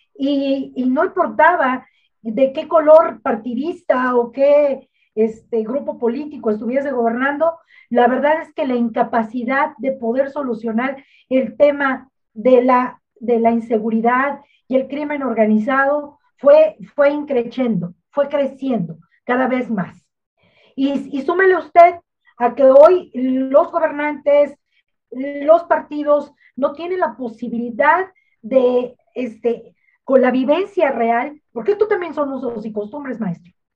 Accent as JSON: {"language": "Spanish", "region": "Michoacán", "country": "Mexico", "tie": "born or raised there", "said": "yo crecí en Michoacán"}